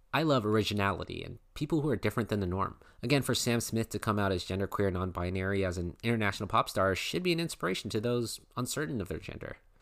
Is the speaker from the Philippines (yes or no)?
yes; Philippines; I'm Filipino